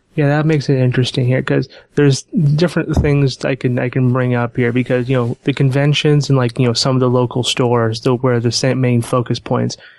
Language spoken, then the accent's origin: English; Portland, Oregon, United States; I am from Portland, Oregon